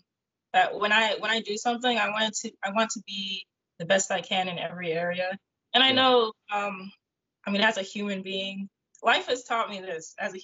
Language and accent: English; Florida, United States; also born or lived in Georgia; I was born in South Florida, and I always feel at home whenever I go back to South Florida. So I would probably say that's like my hometown.